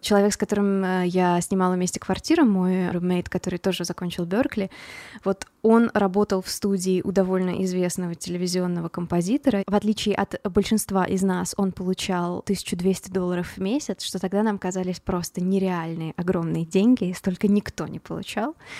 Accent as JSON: {"language": "Russian", "town": "Voronezh", "region": "Voronezh Oblast", "country": "Russia", "tie": "born or raised there", "also_born_or_lived": "Boston, United States", "moved": "as an adult", "lives_now": "Los Angeles, United States"}